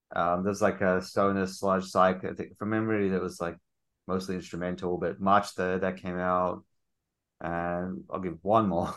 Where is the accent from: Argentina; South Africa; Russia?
South Africa; moved away; I'm originally South African.